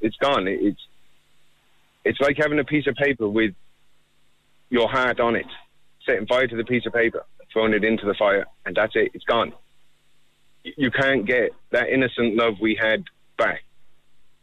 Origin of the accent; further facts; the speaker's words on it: England, United Kingdom; now in Ireland; I've no family here at all. I'm from England. I came to Ireland in 1991.